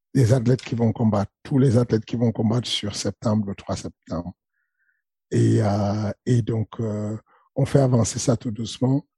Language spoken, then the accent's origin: French; Cameroon; accent: Cameroonian; je prends mon accent du Cameroun